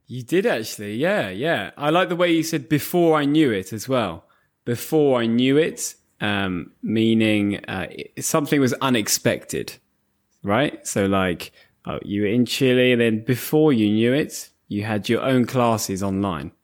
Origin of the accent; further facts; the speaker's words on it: Bedford, East of England, United Kingdom; We have a, a large Asian community in Bedford, my hometown.